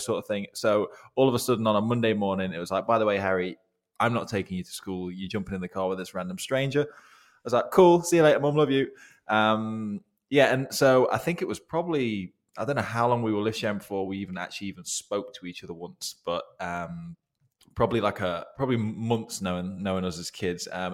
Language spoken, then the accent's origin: English; Swadlincote, East Midlands, United Kingdom; I'm still from Swadlincote